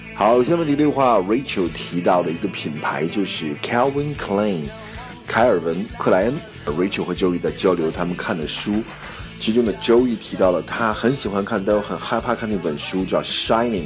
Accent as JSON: {"language": "Chinese", "country": "China", "said": "我们中国人叫百家饭"}